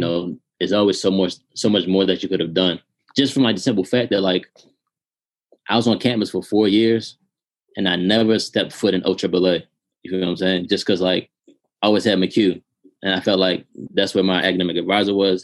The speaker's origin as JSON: {"language": "English", "town": "Baltimore", "region": "Maryland", "country": "United States", "tie": "born or raised there", "said": "I grew up in Baltimore City"}